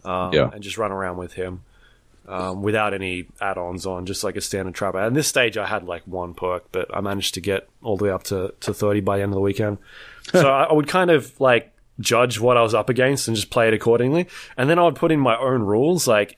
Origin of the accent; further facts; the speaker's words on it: New Zealand; Are you from Australia? No, we're from New Zealand.